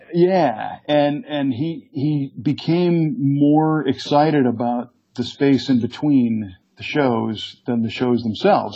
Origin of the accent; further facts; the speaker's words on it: Chicago, Illinois, United States; when I grew up in the Chicago area